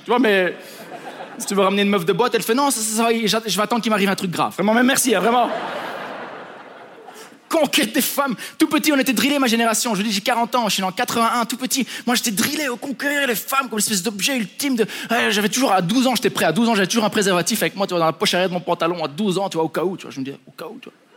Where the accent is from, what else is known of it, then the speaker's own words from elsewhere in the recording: Belgium; je suis juste un Belge hein, à Ibiza